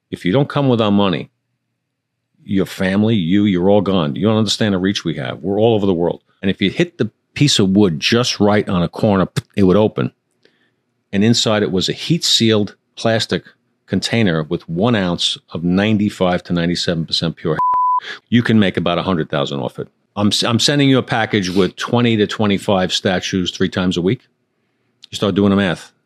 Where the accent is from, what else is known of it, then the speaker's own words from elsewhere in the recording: New York City, New York, United States; I was born in Queens